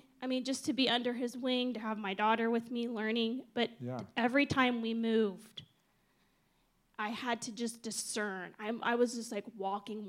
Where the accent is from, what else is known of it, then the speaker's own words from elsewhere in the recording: Ohio, United States; moved away as an adult; also born or lived in Bali, Indonesia; I'm from Ohio